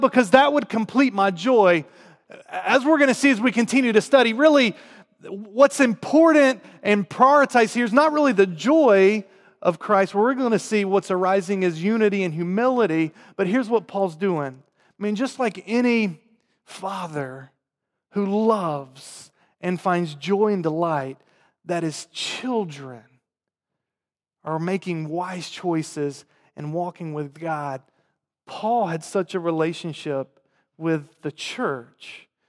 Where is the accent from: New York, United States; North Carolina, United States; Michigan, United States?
North Carolina, United States; accent: southern; moved away; I grew up in North Carolina, um, in the South